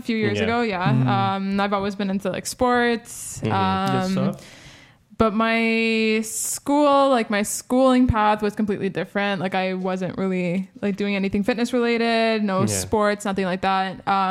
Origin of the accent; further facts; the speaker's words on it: Toronto, Ontario, Canada; I'm from Toronto